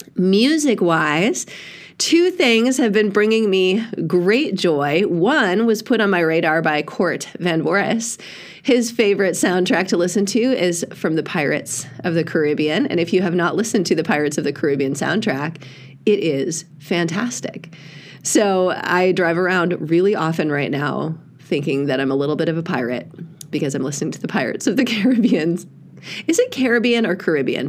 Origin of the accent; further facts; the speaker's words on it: Eagle River, Wisconsin, United States; now in Southern California, United States; I grew up in Eagle River, Wisconsin, where there was only the ruby throated hummingbird